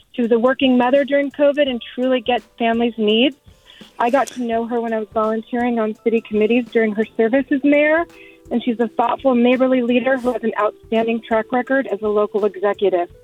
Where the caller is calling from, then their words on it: Burlingame, California, United States; I'm calling from Burlingame, San Mateo County